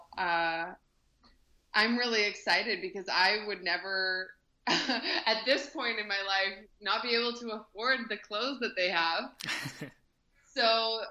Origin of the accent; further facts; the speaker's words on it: Kelowna, British Columbia, Canada; my hometown of Kelowna, BC